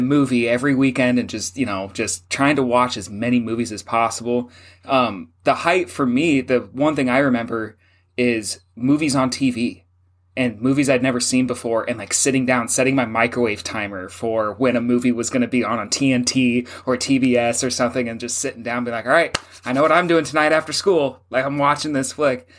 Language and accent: English; Gig Harbor, Washington, United States; when we were kids growing up in Gig Harbor